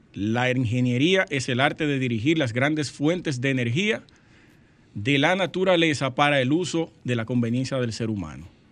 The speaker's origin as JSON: {"language": "Spanish", "town": "Sosúa", "region": "Puerto Plata", "country": "Dominican Republic", "tie": "born or raised there", "moved": "yes", "said": "una compueblana de Sosúa"}